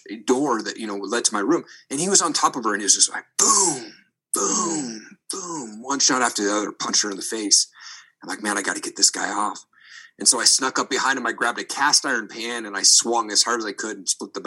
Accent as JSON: {"language": "English", "region": "Eastern Washington", "country": "United States", "tie": "born or raised there", "also_born_or_lived": "Seattle", "said": "I grew up in Eastern Washington"}